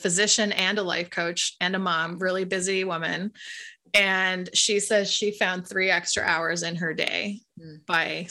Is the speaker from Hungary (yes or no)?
no; Canada; I'm Canadian